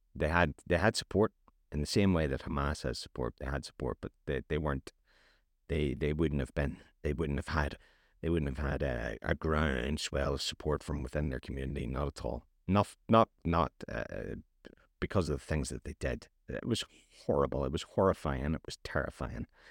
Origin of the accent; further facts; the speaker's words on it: Northern Ireland, United Kingdom; I'm from Northern Ireland